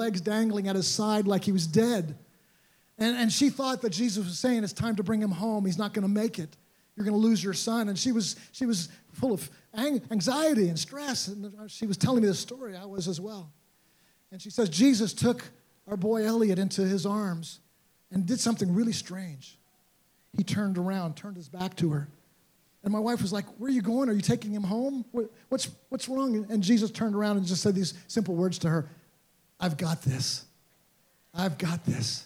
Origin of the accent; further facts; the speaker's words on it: New York City, New York, United States; I grew up around Teen Challenge. I was a baby when I first went to Brooklyn Teen Challenge in New York City. Grew up around these guys coming and playing basketball on the court with them